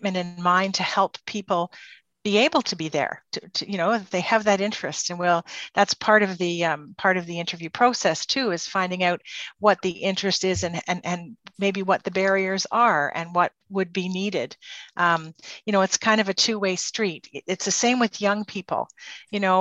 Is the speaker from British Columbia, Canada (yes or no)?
no; Port Hope, Ontario, Canada; also born or lived in Peterborough; I grew up in Port Hope. This is my home community.